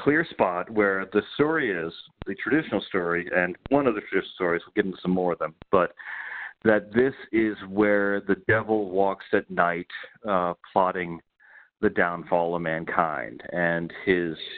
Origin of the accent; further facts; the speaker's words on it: North Carolina, United States; moved away as an adult; I grew up in North Carolina